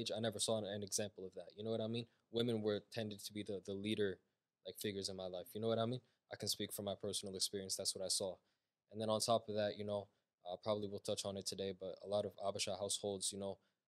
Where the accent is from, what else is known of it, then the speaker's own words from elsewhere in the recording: United States; I was born here. I was here my whole entire life. So my parents are obviously Ethiopian. They're from Ethiopia, but for all intents and purposes, I'm American